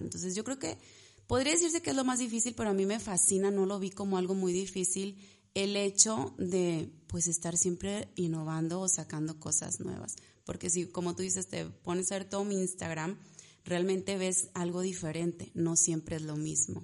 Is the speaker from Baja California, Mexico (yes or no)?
no; Ciudad Victoria, Tamaulipas, Mexico; moved away as an adult; also born or lived in Monterrey; Yo soy de aquí de Victoria, pero estaba allá